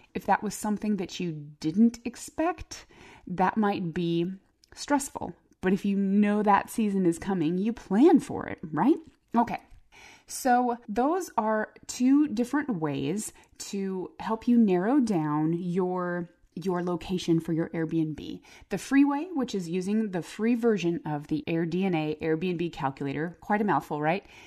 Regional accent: Phoenix, Arizona, United States; I grew up in Phoenix

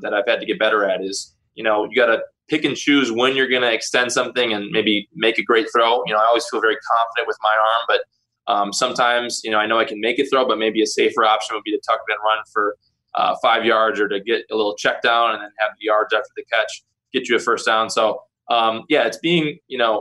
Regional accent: Green Bay, Wisconsin, United States; growing up in Lambeau

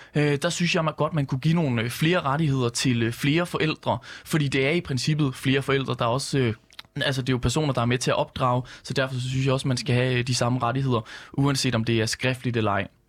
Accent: West Jutland, Central Denmark Region, Denmark; Vestjylland, hvor jeg kommer fra

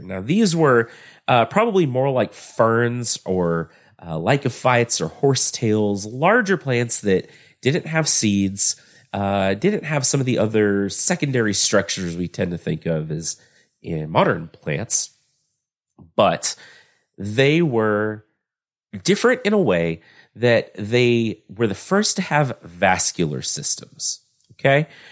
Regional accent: Texas, United States; I'm from Texas

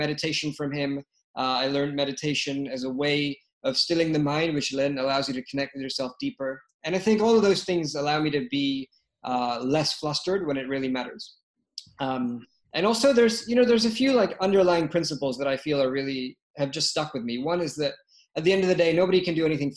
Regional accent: London, United Kingdom; moved away; also born or lived in Lagos, Nigeria; I was born in London, spent some of my time in Lagos, Nigeria

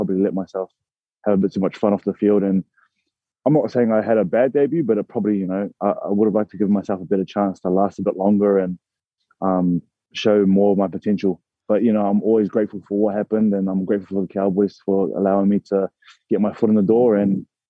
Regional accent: New Zealand; now in Australia; a Kiwi kid

